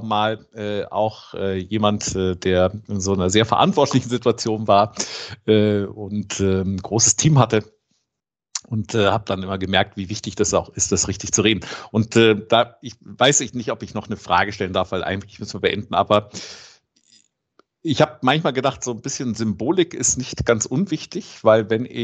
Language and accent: German; Rome, Lazio, Italy; Ich bin in Rom aufgewachsen